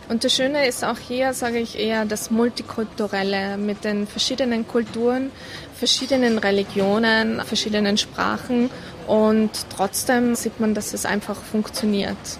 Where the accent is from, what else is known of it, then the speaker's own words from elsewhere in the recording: Kufstein, Tyrol, Austria; moved away as an adult; now in Abu Dhabi, United Arab Emirates; bei uns zu Hause in Tirol